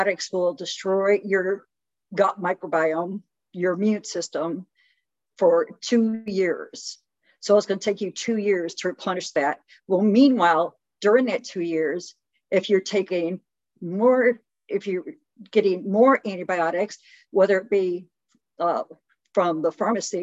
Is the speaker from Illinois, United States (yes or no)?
yes; Chicago, Illinois, United States; I was born and raised in Chicago